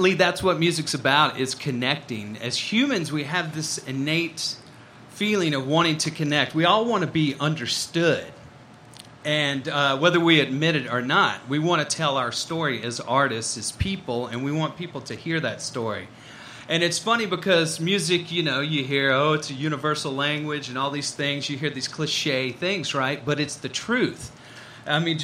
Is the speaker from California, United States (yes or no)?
no; Mississippi, United States; I grew up in Mississippi